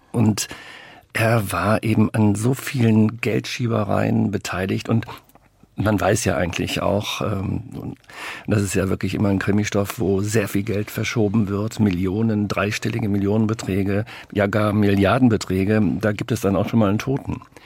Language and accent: German; North Rhine-Westphalia, Germany; wir kommen beide aus Nordrhein-Westfalen